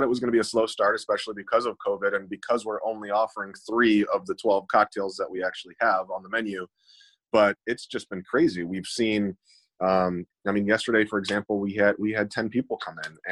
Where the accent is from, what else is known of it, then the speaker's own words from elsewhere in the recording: Toledo, Ohio, United States; we're from here. We're from Toledo